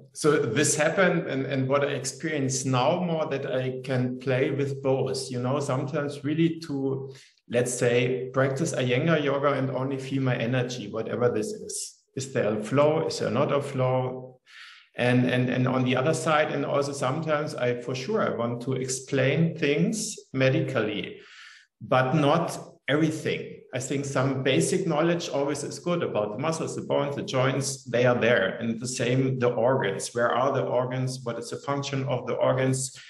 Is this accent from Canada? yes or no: no; Munich, Bavaria, Germany; I grew up in Munich, which is in south of um, Germany